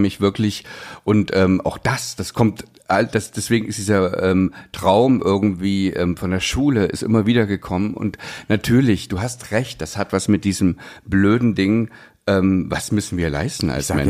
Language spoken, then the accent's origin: German; East Germany, Germany; ich bin, bin ähm, ja, im Osten groß geworden, wir mussten Russisch lernen